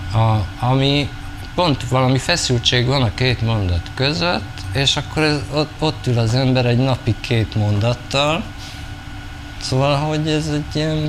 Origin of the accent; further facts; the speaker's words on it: Celldömölk, Vas, Hungary; moved away; also born or lived in Budapest / Brussels; én egy kisvárosban nőttem fel